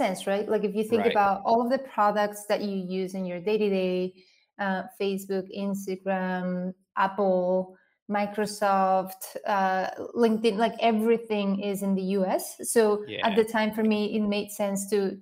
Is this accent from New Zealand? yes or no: no; Spain; English is a second language; moved away as an adult; now in United States; I grew up in Spain